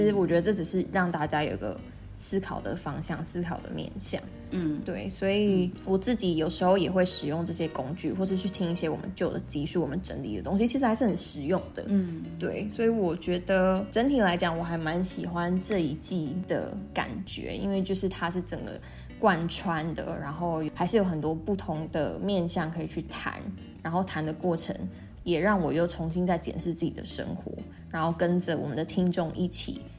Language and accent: Chinese; Kaohsiung, Taiwan; also born or lived in Northern Taiwan; 因为大家都知道我跟小朵其实从去年底就已经搬回高雄，搬回南部了。嗯，对，所以其实对我来讲，这真的是一个蛮大的人生的转变嘛。因为在北部其实前前后后也住了将近十年的时间